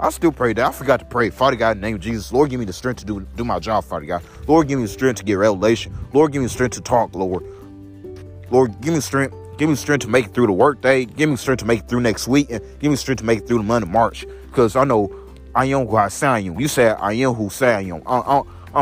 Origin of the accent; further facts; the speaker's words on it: Belleville, Illinois, United States; moved away; also born or lived in St. Louis, Missouri; I was born in Belleville, Illinois, at St. Elizabeth Hospital